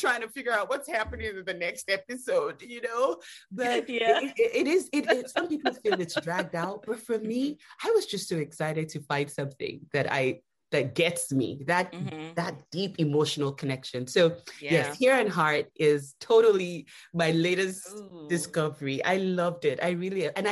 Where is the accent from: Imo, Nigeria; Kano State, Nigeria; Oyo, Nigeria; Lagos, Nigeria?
Lagos, Nigeria; now in United States; I grew up in Nigeria